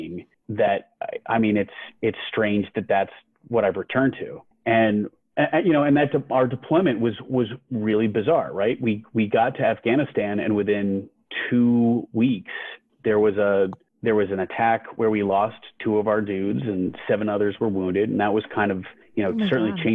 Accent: Albany, New York, United States; moved away; my hometown of Albany

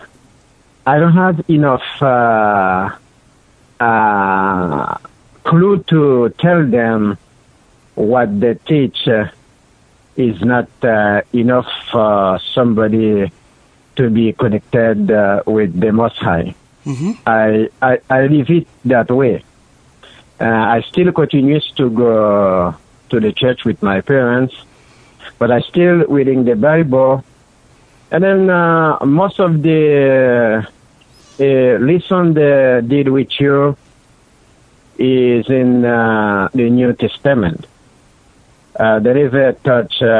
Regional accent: Haiti; I was born in Haiti, in the south side of Haiti. And then when I was a kid, I used to go to church with my parents

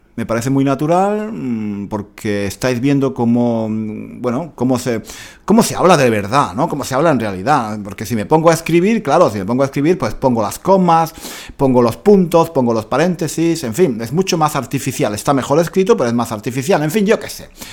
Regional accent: Granada, Andalusia, Spain; yo soy de Granada y me siento orgulloso de mi cultura

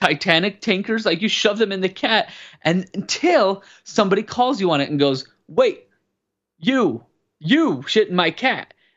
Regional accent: Wyoming, United States; I grew up in Wyoming

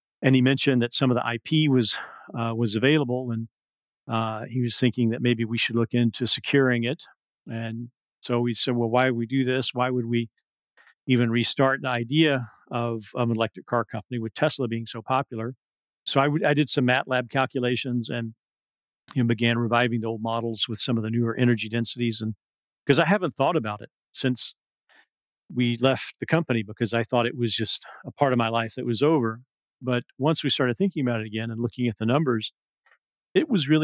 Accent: the South, United States; also born or lived in Abu Dhabi; now in California, United States; We're both from the South

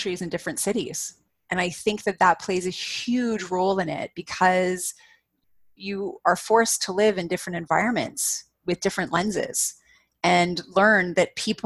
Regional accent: Canada; as a Canadian

